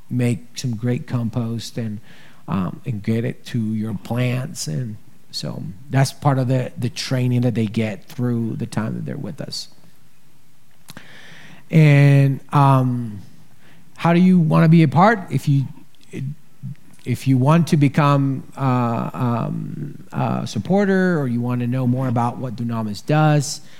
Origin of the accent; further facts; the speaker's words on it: Ecuador; now in United States; human trafficking is happening in Ecuador, and I'm obviously from Ecuador, so I'm here. And I'm gonna be telling you about Ecuador.